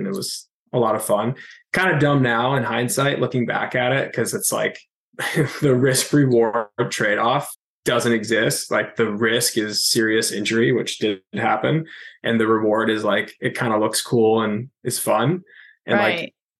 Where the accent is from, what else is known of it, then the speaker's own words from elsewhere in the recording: Syracuse, New York, United States; also born or lived in Raleigh, North Carolina; now in New York City, United States; I grew up in Syracuse, New York, for the most part, and then lived in Raleigh, North Carolina for a couple of years when I was younger.